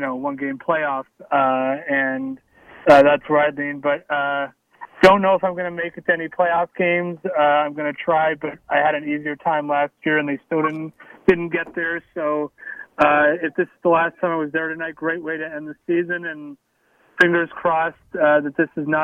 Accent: South Florida, United States; moved away; I grew up out in South Florida

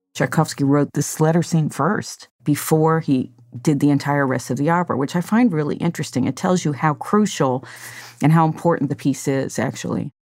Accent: United States; as an American

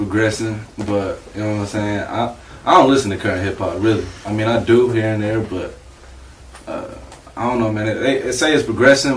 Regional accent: Indiana, United States; I'm coming straight from Indiana. I travel from Indiana

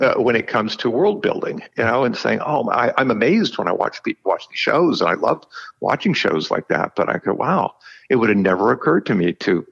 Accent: Florida, United States; moved away as an adult; I'm from Florida

